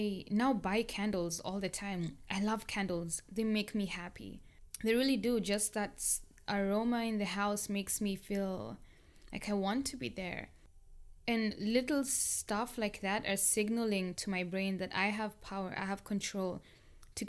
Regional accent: Kenya; moved away as an adult; now in United States; I grew up in Kenya for my childhood and most of my adult life. Like basically from when I was 1 year to about 20 years or 19 years old.

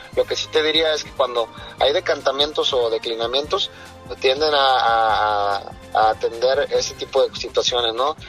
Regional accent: Puerto Vallarta, Jalisco, Mexico; yo nací en Puerto Vallarta

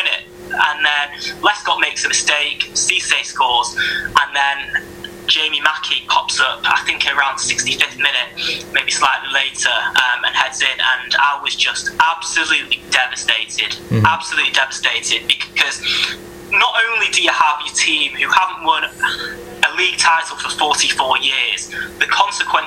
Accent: Manchester, North West England, United Kingdom; moved away as an adult; also born or lived in Edinburgh; I'm originally from Manchester

